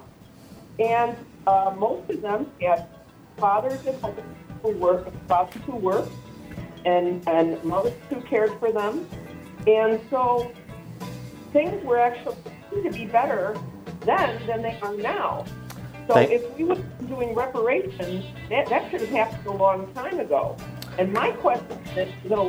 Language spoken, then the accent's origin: English; Chicago, Illinois, United States; moved away as an adult; now in Crown Point, United States; I grew up and lived in Chicago for my first 50 years of my life